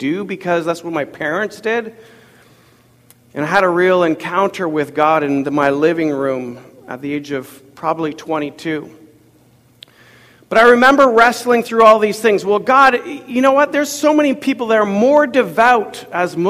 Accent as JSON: {"language": "English", "town": "Ottawa", "region": "Ontario", "country": "Canada", "tie": "born or raised there", "moved": "yes", "said": "I grew up in Ottawa, Ontario"}